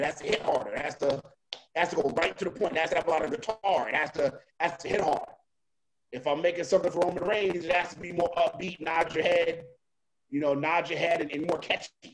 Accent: New York, United States; I grew up in uh, I grew up in New York, so that's where I was born at.

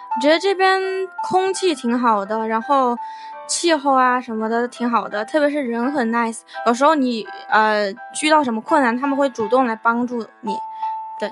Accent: Wuhan, Hubei, China; now in New Zealand; 我是从从湖北来的

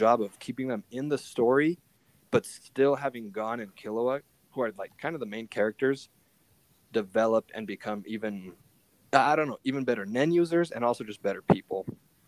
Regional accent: Wyoming, United States; moved away as an adult; now in Utah, United States; I come from Wyoming

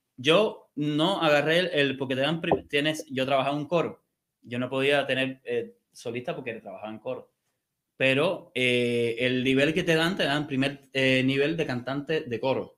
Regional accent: Havana, La Habana, Cuba; moved away as an adult; also born or lived in Mexico; now in United States; yo soy de La Habana, del barrio de San Miguel del Padrón

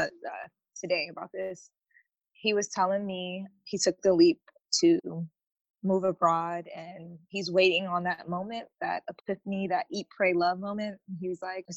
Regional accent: United States; I'm such an American

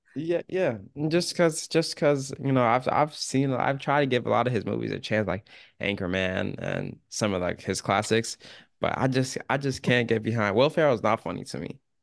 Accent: Alaska, United States; we do have black people in Alaska. There's a lot of black people in Alaska

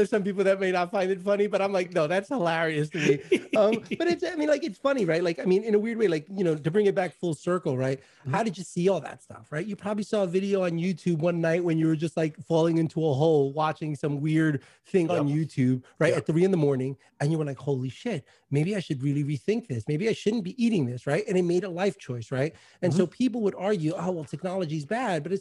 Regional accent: New York, United States; obviously I'm a New Yorker.

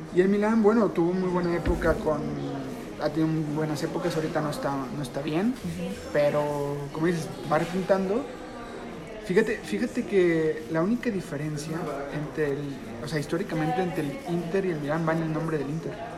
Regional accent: Guadalajara, Jalisco, Mexico; nosotros somos de Guadalajara, estamos aquí en, la ciudad

